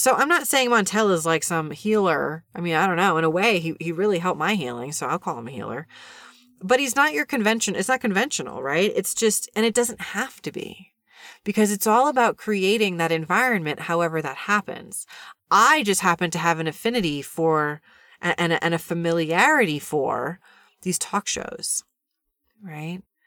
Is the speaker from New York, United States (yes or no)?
yes; New York City, New York, United States; I grew up in New York City and watched a lot of T V when I was a kid